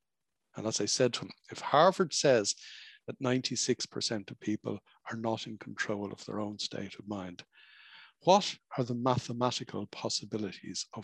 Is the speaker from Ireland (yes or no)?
yes; Dublin, Leinster, Ireland; moved away as an adult; now in French Alps, France; I'm not from the French Alps. I was born and bred in Dublin, Ireland